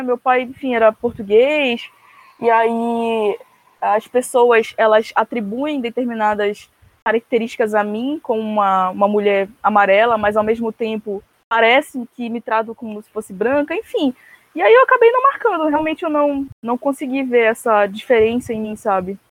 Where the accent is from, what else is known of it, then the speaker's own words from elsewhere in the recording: Belém, Pará, Brazil; sou de Belém do Pará, norte do país